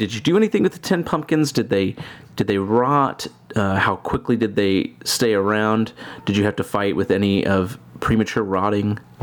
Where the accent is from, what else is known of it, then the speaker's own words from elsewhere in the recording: Kansas City, Missouri, United States; I'm from Kansas City.